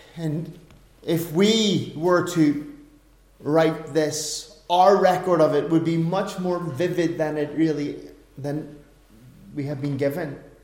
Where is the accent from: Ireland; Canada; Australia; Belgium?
Ireland; being an Irishman